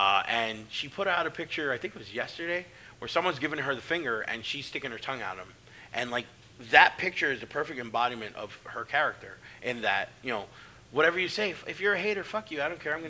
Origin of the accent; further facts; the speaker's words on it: Delaware, United States; But, like, growing up in Delaware, SAT, we're spending some time with them coming up.